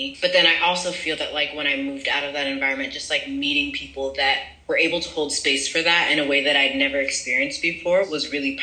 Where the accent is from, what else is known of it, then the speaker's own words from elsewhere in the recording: France; moved away as an adult; also born or lived in United States; I grew up in France.